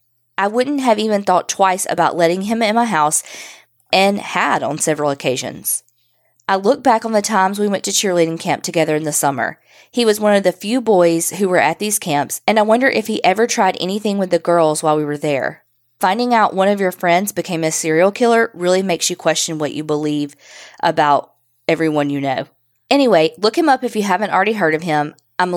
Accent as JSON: {"language": "English", "town": "Barnwell", "region": "South Carolina", "country": "United States", "tie": "born or raised there", "said": "I grew up in Barnwell, South Carolina, which is a really small town. Everybody knew everybody's business."}